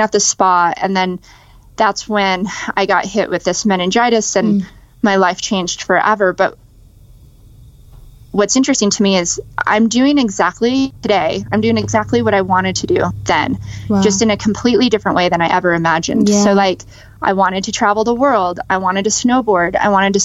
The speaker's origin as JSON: {"language": "English", "town": "Las Vegas", "region": "Nevada", "country": "United States", "tie": "born or raised there", "said": "I grew up in Las Vegas, and that's where I was born and raised."}